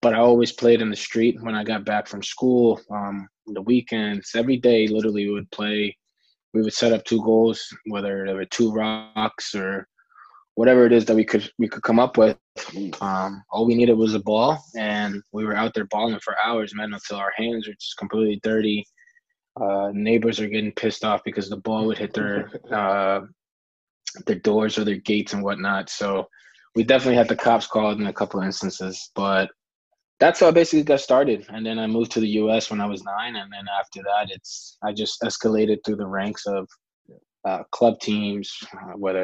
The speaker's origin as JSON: {"language": "English", "country": "Costa Rica", "tie": "born or raised there", "said": "growing up in Costa Rica"}